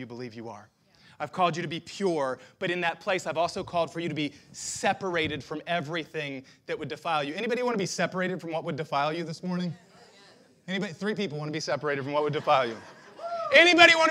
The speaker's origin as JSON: {"language": "English", "country": "United States", "said": "I'm proud to be an American"}